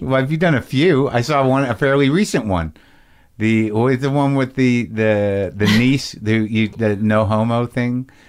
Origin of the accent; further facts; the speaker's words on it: United States; as an American